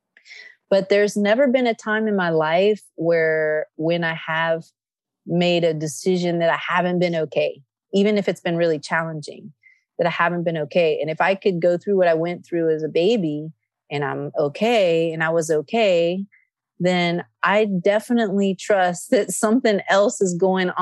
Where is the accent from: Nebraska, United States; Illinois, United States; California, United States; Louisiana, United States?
California, United States; Nevada City; also born or lived in Athens, Greece; Nevada City, California, which is my hometown